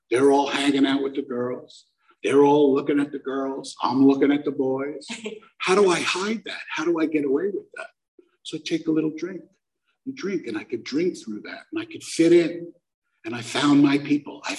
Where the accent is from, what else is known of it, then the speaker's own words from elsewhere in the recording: Brooklyn, New York, United States; I'm from Brooklyn. We don't do gnarly things.